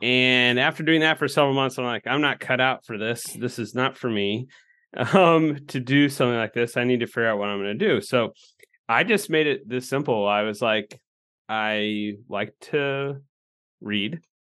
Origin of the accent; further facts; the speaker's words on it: Illinois, United States; moved away as an adult; now in Nebraska, United States; I'm from Illinois